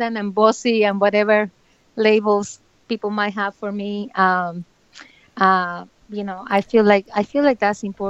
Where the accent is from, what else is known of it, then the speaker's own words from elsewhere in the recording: Bucaramanga, Santander, Colombia; moved away; I'm from Bucaramanga